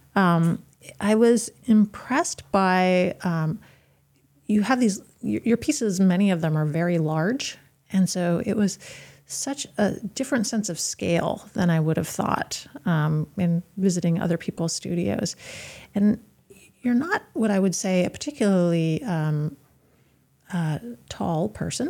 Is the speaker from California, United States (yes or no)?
no; Yarmouth, Maine, United States; I grew up in Yarmouth, and even though Yarmouth is the town that we currently are